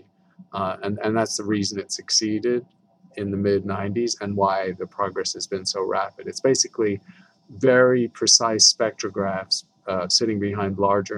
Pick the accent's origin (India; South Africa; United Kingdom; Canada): United Kingdom; moved away as an adult; now in Tucson, United States; I'm a Brit, but I've worked here for 35 years